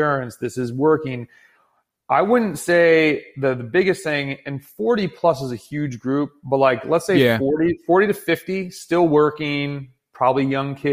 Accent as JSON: {"language": "English", "country": "United States", "said": "as American cyclists"}